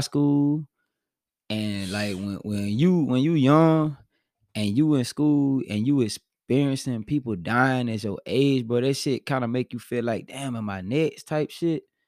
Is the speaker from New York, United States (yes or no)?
no; Spartanburg, South Carolina, United States; I'm from Spartanburg, South Carolina, and I came from a neighborhood called Park Hills